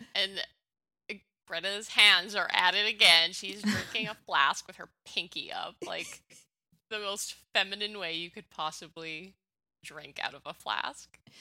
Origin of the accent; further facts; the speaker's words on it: Canada; I'm from Canada.